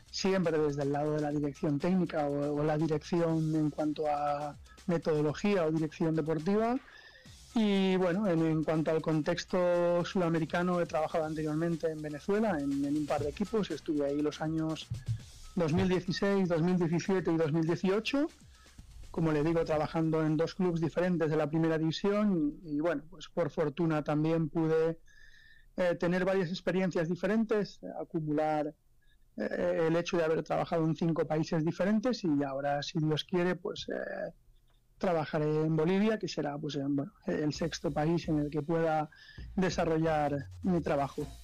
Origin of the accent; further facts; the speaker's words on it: Spain; le podría decir que tengo 41 años, que, que soy español